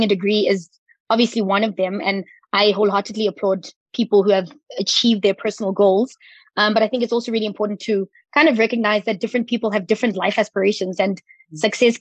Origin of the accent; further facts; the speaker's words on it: Potchefstroom, North West, South Africa; up the road from where I grew up in Potchefstroom